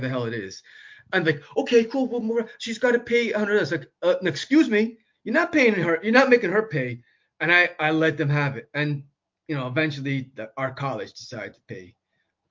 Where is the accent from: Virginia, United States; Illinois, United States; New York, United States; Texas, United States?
New York, United States; New York City; now in Amherst, United States; I grew up in New York City at a time of, like, the young lords